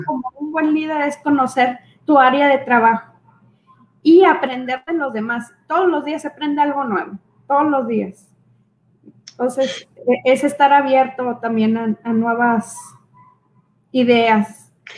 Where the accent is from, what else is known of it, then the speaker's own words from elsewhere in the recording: Mexico; los mexicanos